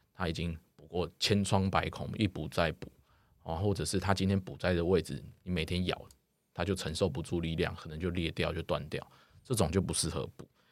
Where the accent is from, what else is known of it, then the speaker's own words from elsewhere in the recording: Taiwan; 台湾我们目前的教育